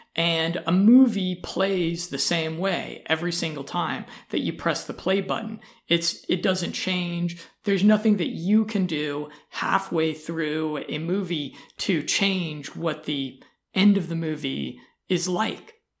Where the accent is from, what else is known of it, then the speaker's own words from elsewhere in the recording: United States; I'm an American